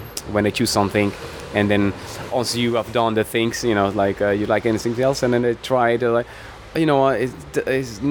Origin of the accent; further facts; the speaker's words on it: Cape Verde; now in London, United Kingdom; I came from Cape Verde, which we have 10 islands there.